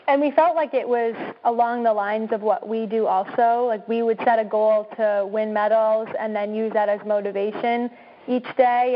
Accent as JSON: {"language": "English", "region": "Oregon", "country": "United States", "said": "we're from Oregon, so we, we were in Portland"}